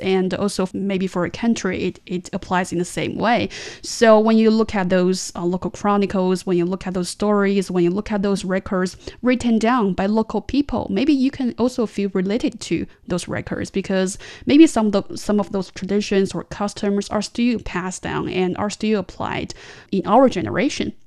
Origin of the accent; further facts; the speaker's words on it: Tianjin, China; my hometown city, it does have a long history